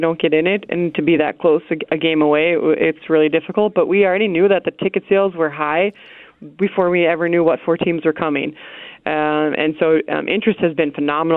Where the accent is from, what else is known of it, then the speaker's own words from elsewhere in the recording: New York City, New York, United States; I'm a New Yorker, right? Like, I was born in Queens